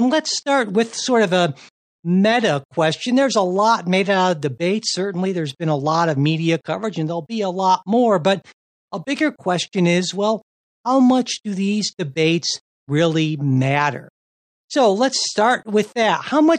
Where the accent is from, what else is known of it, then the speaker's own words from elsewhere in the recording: Cleveland, Ohio, United States; my hometown of Cleveland, Ohio.